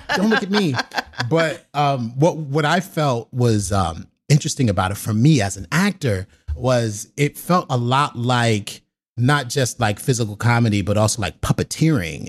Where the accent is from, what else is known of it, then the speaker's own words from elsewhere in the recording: New York City, New York, United States; I'm from the South Bronx, New York City